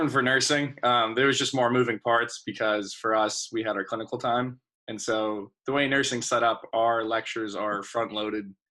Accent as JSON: {"language": "English", "region": "Pennsylvania", "country": "United States", "said": "I'm um, from downtown PA."}